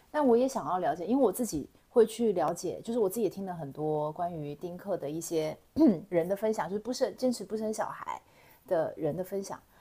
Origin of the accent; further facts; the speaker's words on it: Taiwan; 我是来自东南台湾的